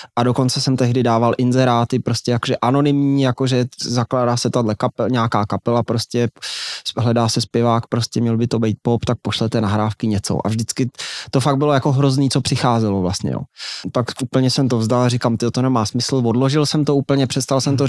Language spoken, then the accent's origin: Czech; Aš, Karlovy Vary Region, Czechia; já jsem z Aše, to je malinký město